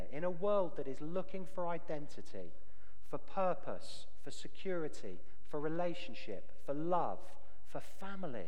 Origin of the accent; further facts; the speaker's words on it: United Kingdom; moved away; As a Brit